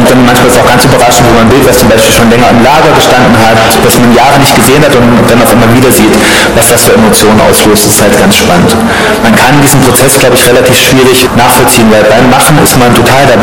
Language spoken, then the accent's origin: German; Eisenach, Thuringia, Germany; also born or lived in Oberhausen; now in Dresden, Germany; eine Bloggerin aus Eisenach, aus meiner Geburtsstadt